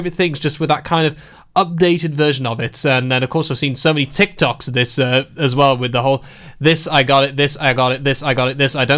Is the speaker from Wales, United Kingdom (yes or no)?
yes; Pembrokeshire, Wales, United Kingdom; I'm from Pembrokeshire